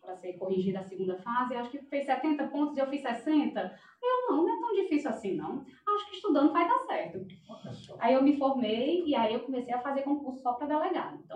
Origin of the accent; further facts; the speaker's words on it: Fortaleza, Ceará, Brazil; Eu sou de Fortaleza, no Ceará.